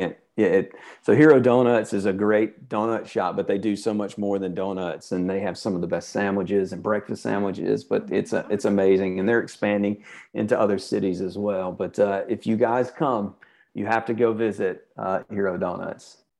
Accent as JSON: {"language": "English", "town": "Birmingham", "region": "Alabama", "country": "United States", "tie": "born or raised there", "said": "I grew up in Birmingham"}